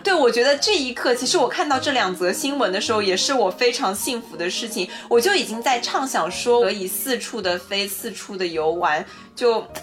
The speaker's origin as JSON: {"language": "Chinese", "country": "China", "said": "这个许愿就是我们中国人自己家的一个 traditional 的环节"}